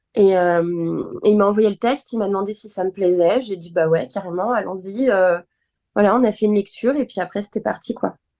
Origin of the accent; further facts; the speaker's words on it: Nantes, Pays de la Loire, France; moved away as an adult; also born or lived in Bordeaux; now in Paris, France; je suis nantaise, donc voilà, c'était euh, sur Nantes